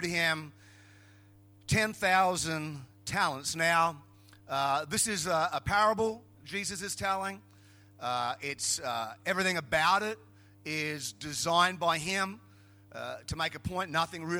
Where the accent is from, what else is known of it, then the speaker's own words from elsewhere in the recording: Queensland, Australia; I was from Queensland